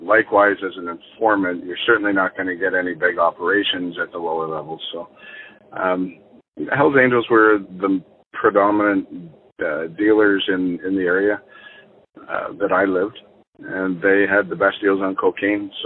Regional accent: Nova Scotia, Canada; also born or lived in Halifax / Greenwood; I grew up in Nova Scotia.

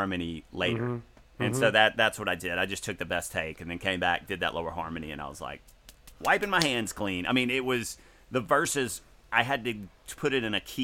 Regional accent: the South, United States; in the South, we say gonna instead of going to.

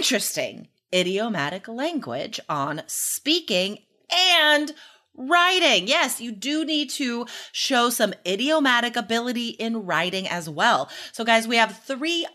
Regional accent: Nevada, United States; I grew up in Nevada

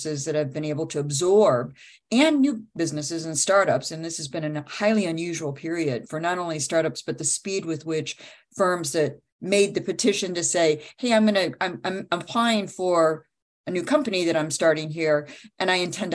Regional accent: Midwest, United States; I'm Midwesterner through and through

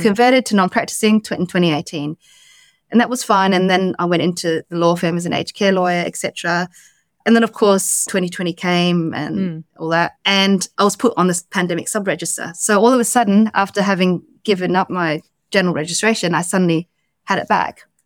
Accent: Australia; moved away as an adult; also born or lived in London, United Kingdom; I came back home to Australia

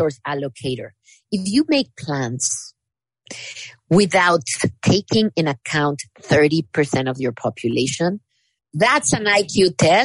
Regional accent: Mexico; now in United States; I come from Mexico.

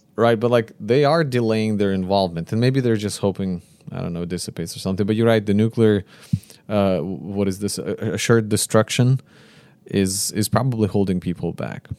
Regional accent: Konotop, Sumy Oblast, Ukraine; moved away; I came from a region from Northeast

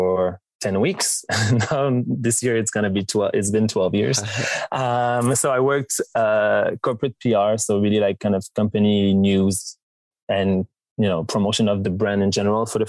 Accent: Montreal, Quebec, Canada; being from Montreal, growing up in Quebec

